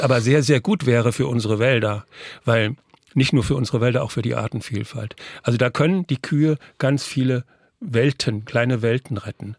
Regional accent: Northern Germany, Germany; ich komme ja aus Norddeutschland

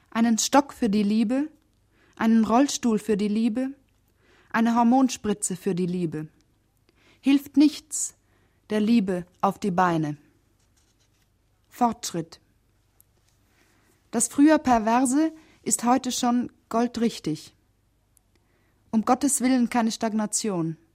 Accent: Steinbach, Bavaria, Germany; Ich komme aus Steinbach, das liegt im Spessart bei Lohr

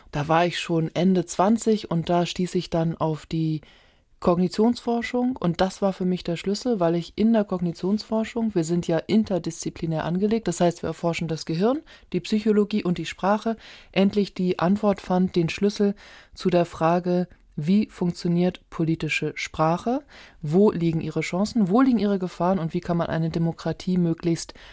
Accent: Hamburg, Germany; ich bin ja in Hamburg geboren, und aufgewachsen

